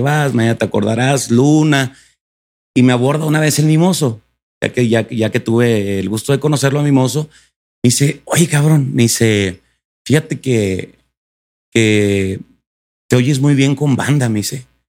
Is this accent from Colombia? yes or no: no; Delicias, Chihuahua, Mexico; yo en mi tierra natal, Chihuahua